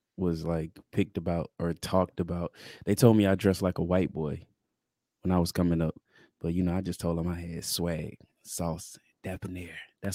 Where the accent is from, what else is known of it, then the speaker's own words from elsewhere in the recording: the South, United States; we're from the South?